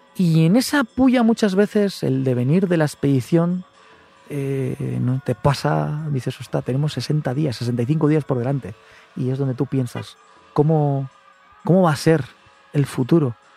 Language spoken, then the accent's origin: Spanish; Gorbea, between Álava and Biscay, Basque Country, Spain; estamos en este lugar tan bonito, ubicados entre Álava y Vizcaya, en el Gorbea, pues voy a vender un poquito mi tierra